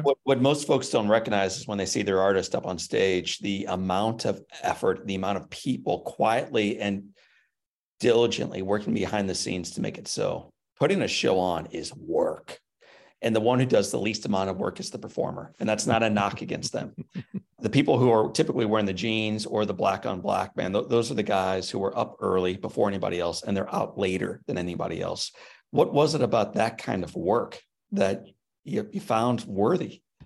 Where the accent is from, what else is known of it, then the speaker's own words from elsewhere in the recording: St. Louis, Missouri, United States; now in Nashville, United States; I was born up in Saint Louis